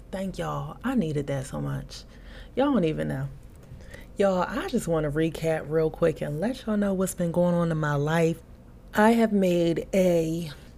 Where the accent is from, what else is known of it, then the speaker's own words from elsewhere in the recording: Philadelphia, Pennsylvania, United States; moved away; I also traveled to Philadelphia, back to my hometown